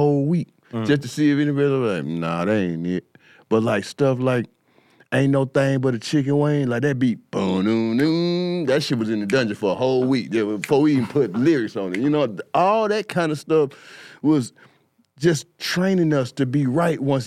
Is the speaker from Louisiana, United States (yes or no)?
no; East Point, Georgia, United States; also born or lived in Atlanta, Georgia; I came from East Point. I got kicked out of East Point ninth grade.